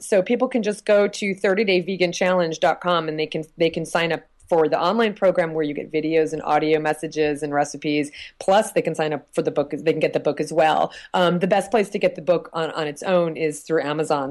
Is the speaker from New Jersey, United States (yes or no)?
yes; New Jersey, United States; moved away; I'm from New Jersey originally